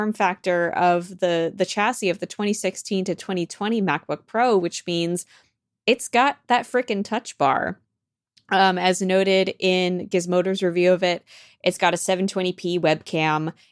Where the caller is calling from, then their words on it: Copenhagen, Capital Region, Denmark; I'm calling in from Copenhagen, Denmark.